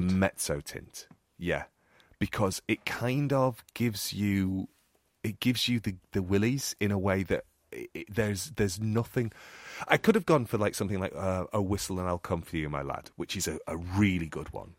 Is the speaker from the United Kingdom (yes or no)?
yes; United Kingdom; accent: northern; my northern accent